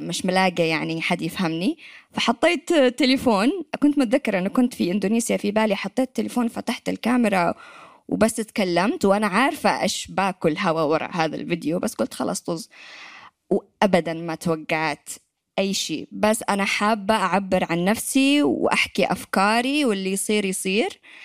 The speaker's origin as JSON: {"language": "Arabic", "country": "Yemen", "accent": "Yemeni", "moved": "as an adult", "said": "طلعت من اليمن في 2013"}